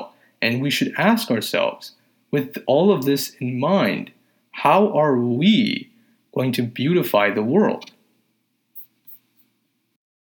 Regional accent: Pakistan; I'm a Pakistani.

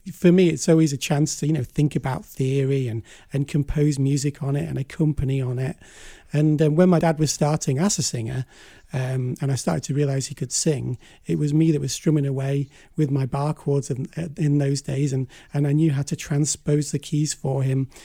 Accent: Blackpool, North West England, United Kingdom; Blackpool, my hometown

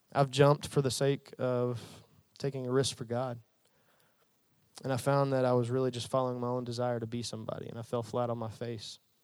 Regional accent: Jacksonville, Arkansas, United States; also born or lived in North Little Rock; I'm, I'm from Central Arkansas. I grew up in the Jacksonville, North Little Rock area

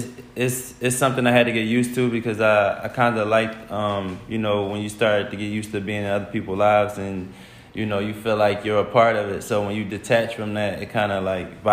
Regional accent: Philadelphia, Pennsylvania, United States; now in Atlanta, United States; I'm from West Philadelphia.

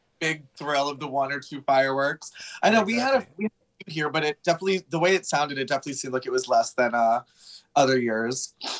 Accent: Long Island, New York, United States; also born or lived in Westchester, New York / Astoria, Queens, New York; So I was born and raised in Long Island, New York. So probably like a 45-minute drive from where I'm at now in Queens. So yeah, born and raised in New York, went to college in Westchester, New York, and now I've been in Astoria for almost 5 years.

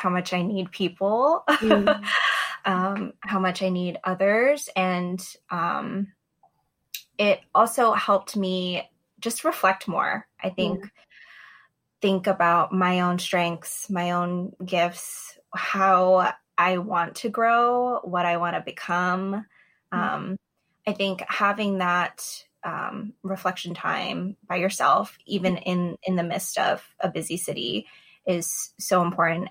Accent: New York City, New York, United States; I was born and raised in New York City

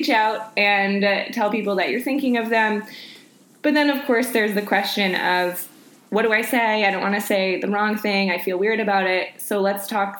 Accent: Panama City, Florida, United States; I'm from Panama City

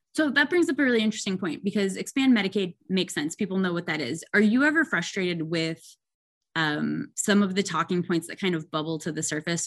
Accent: Oshkosh, Wisconsin, United States; moved away; I grew up in Wisconsin

